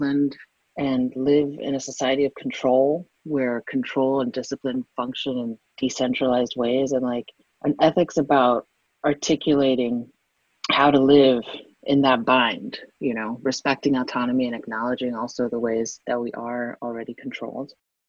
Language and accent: English; Miami, Florida, United States; growing up in Miami, Florida.